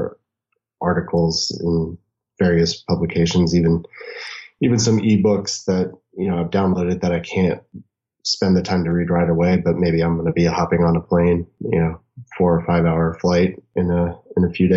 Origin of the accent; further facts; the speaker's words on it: New Orleans, Louisiana, United States; now in Arizona, United States; I'm originally from New Orleans